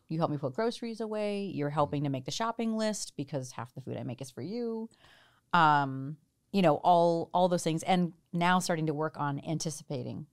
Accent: New Jersey, United States; moved away as an adult; also born or lived in India / Chicago / Boston / Washington, D.C.; now in Seattle, United States; I grew up in Jersey, lived in Chicago and then Boston and then D C and then moved here.

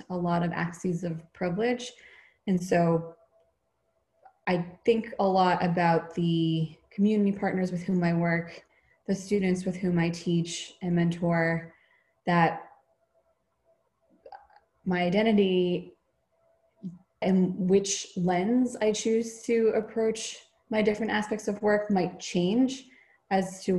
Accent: a suburb of Boston, Massachusetts, United States; grew up in a predominantly white suburb of Boston

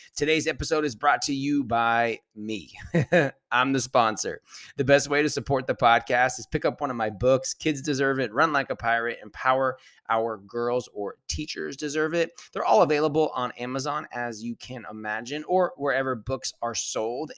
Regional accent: California, United States; I'm from California

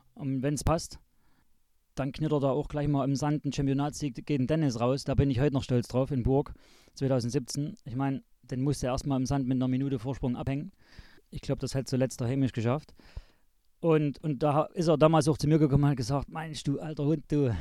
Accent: Zschopau, Saxony, Germany; also born or lived in Chemnitz (Karl-Marx-Stadt); bin aufgewachsen hier in Schopau

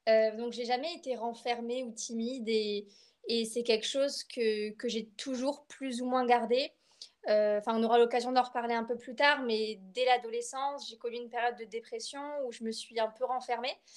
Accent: Bordeaux, Nouvelle-Aquitaine, France; moved away as an adult; now in Limoges, France; Euh, voilà, je suis française, je suis bordelaise plus précisément. Et actuellement, je, je fais mes études sur Limoges.

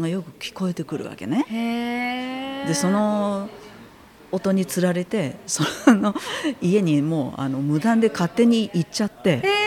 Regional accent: Hamamatsu, Shizuoka, Japan; あのこっちの地元の浜松に帰って

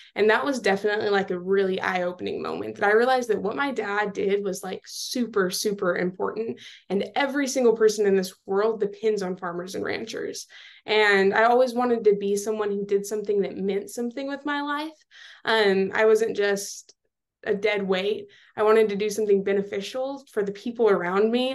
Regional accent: Seminole, Texas, United States; moved away as an adult; now in College Station, United States; I am from Seminole, Texas

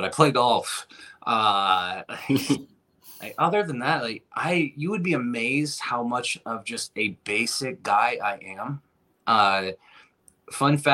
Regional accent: Owosso, Michigan, United States; moved away as an adult; now in Flint, United States; I was actually born in a small town about a half hour from here called Owosso

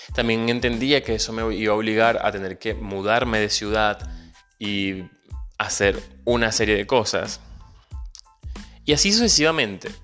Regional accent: Venezuela; moved away; soy venezolano emigrante

